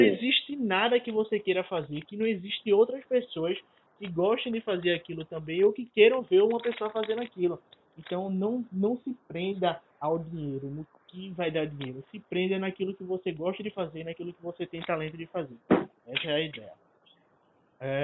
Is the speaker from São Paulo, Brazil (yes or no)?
no; Recife, Pernambuco, Brazil; eu sou de Recife